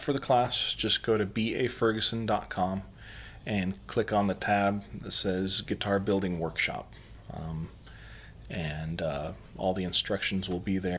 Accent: El Paso, Texas, United States; now in South Carolina, United States; I'm originally from El Paso, Texas

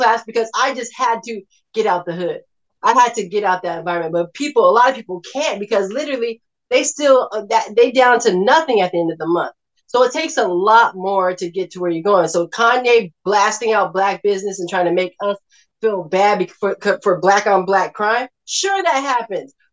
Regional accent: Inglewood, California, United States; I come from Los Angeles, California, Inglewood, where I heard and saw drive-by shootings all the time.

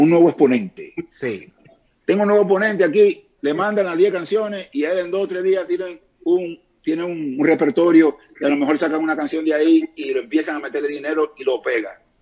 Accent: Dominican Republic

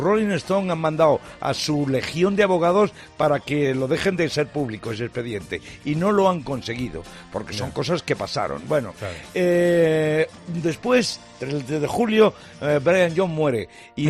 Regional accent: Talavera de la Reina, Castilla-La Mancha, Spain; now in Madrid, Spain; vivo en Madrid, no puedo ir a mi pueblo, Talavera de la Reina, que está en la comunidad de Castilla-La Mancha

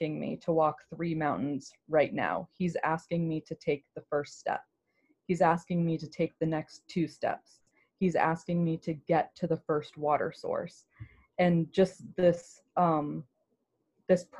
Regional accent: Germantown, Maryland, United States; I grew up in Germantown, Gaithersburg

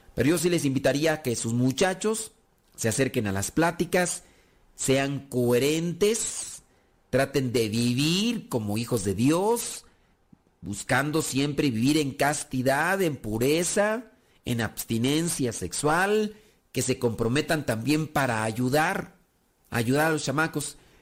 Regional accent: Mexico; nosotros que somos de México

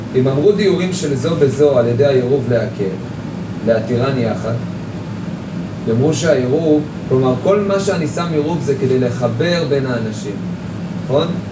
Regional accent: Jerusalem, Jerusalem District, Israel; אני ירושלמי

